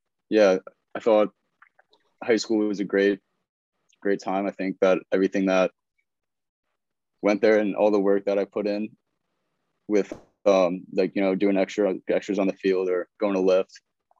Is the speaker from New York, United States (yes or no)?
yes; Smithtown, New York, United States; I'm from Long Island, New York. I went to Smithtown West High School.